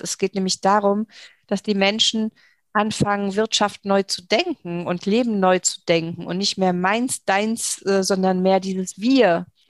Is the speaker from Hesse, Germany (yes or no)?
no; Saarland, Germany; hier bei uns im Saarland